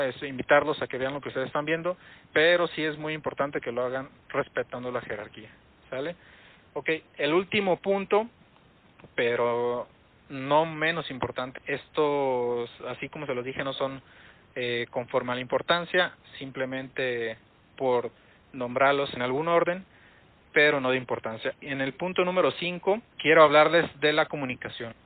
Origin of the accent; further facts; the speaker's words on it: Mexico; para nosotros entendemos cómo somos como mexicanos, cómo, cómo es la gente aquí